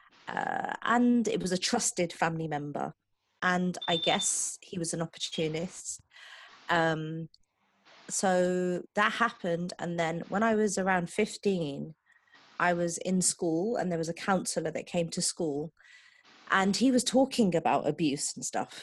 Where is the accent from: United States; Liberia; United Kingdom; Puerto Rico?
United Kingdom; England; I'm originally from England